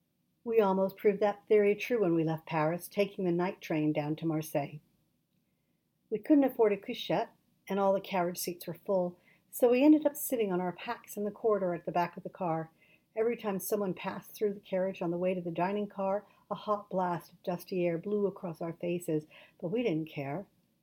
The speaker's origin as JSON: {"language": "English", "region": "England", "country": "United Kingdom", "tie": "born there", "also_born_or_lived": "Canada / California", "said": "I was born in England, Nancy in Turkey, to parents who were English through and through."}